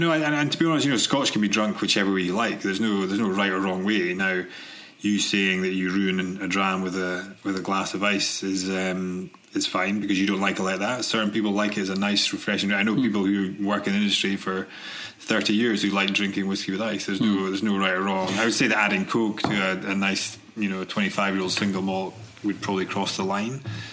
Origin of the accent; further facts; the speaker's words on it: Aberdeen, Scotland, United Kingdom; moved away as an adult; also born or lived in Glasgow / Manchester; now in California, United States; I grew up in Aberdeen.